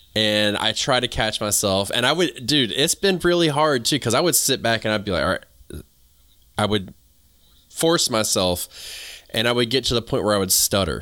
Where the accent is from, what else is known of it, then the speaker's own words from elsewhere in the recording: the South, United States; accent: southern; also born or lived in New England; I sound like I'm from the South